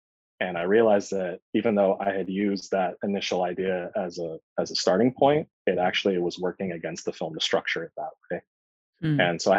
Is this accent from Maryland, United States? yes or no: no; California, United States; also born or lived in New York; I was born in Southern California, and then my family immediately moved to New York, and I grew up there for the first 5 years of my life, then came back to Southern California and did most of my growing up here.